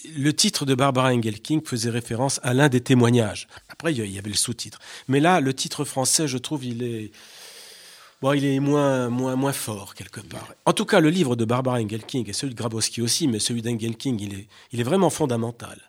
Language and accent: French; France; chez nous en France